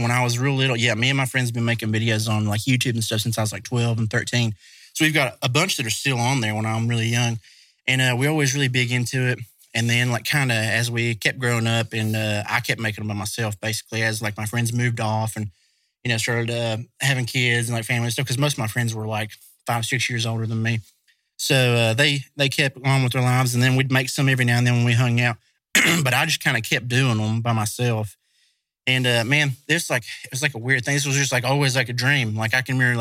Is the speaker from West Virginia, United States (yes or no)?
yes; West Virginia, United States; I'm from West Virginia